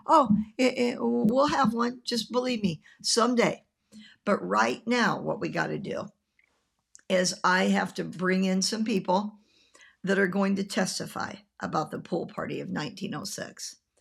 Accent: Nebraska, United States; also born or lived in Tampa, Florida; now in Florida, United States; When I was growing up in Nebraska

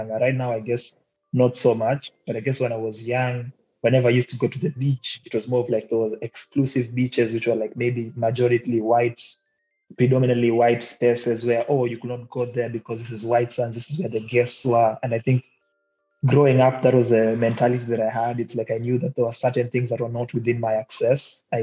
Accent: Kisauni, Mombasa County, Kenya; now in Mtwapa, Kenya; I born and raised in Kisauni, but coming to Mtwapa later on, where they finally settled. And I guess right now, Mtwapa is what I call home.

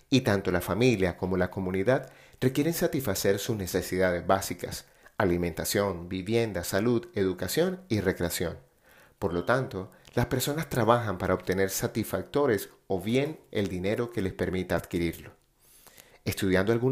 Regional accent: Colombia; born there; en muchos lugares de Latinoamérica, en especial Colombia, mi país natal.

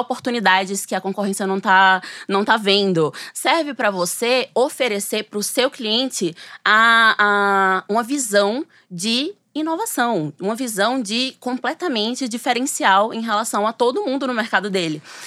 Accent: Sergipe, Brazil; moved away as an adult; now in São Paulo, Brazil; eu sou sergipana, mas eu moro em São Paulo desde que eu, eu fui estudar, né, na USP

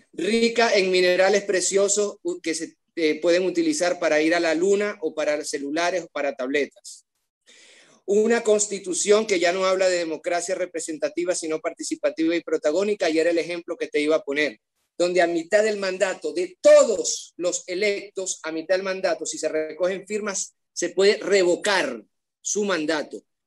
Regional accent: Maracaibo, Zulia, Venezuela; un niño de un barrio pobre de Maracaibo en los años 90

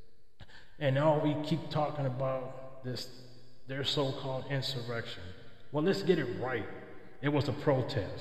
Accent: California, United States; in California, my home state

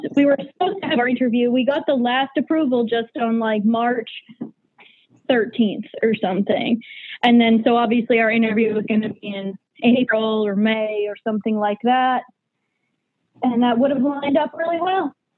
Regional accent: New Hampshire, United States; I am from New Hampshire

